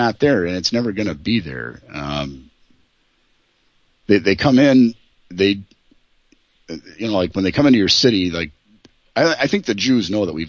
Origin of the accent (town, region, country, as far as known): Minnesota, United States